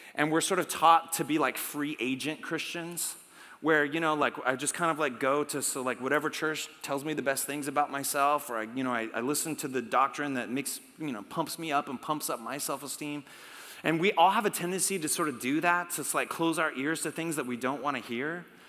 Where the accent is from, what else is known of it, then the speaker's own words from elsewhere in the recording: United States; we're Americans. We're from America